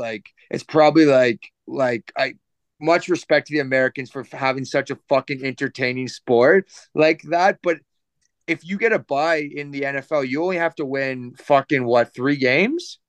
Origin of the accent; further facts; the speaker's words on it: Canada; as a Canadian